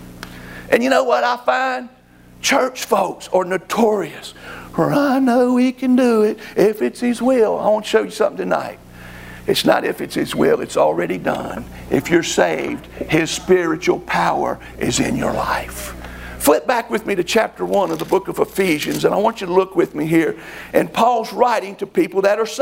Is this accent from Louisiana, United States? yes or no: yes; South Louisiana, United States; when I grew up down in South Louisiana, we had to cut grass